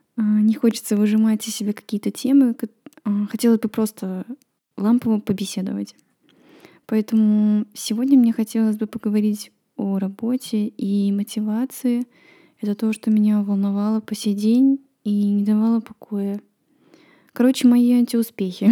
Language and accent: Russian; Estonia; В нашей стране все усложняется тем, что надо знать эстонский